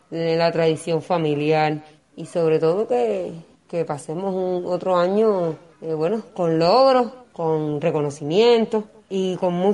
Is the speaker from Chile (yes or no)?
no; Cuba; lo que queremos y de cómo haremos nosotros como cubanos, como jóvenes dignos